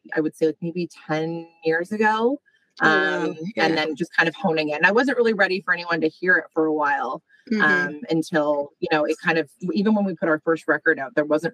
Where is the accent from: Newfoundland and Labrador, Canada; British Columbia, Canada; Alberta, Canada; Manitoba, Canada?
Alberta, Canada; Calgary; moved away as an adult; now in Toronto, Canada; I grew up out west in Alberta